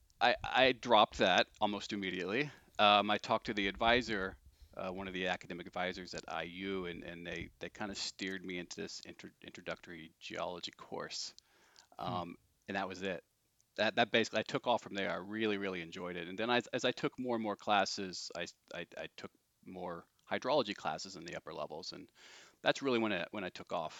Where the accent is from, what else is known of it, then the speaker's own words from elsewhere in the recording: Indiana, United States; also born or lived in California; So I'm from Indiana originally. I'm from about an hour south, and I grew up in farmland